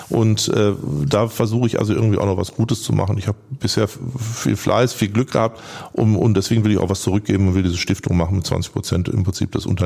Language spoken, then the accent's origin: German; North Rhine-Westphalia, Germany; Und habe ich immer von meiner Heimat, vom Ruhrgebiet erzählt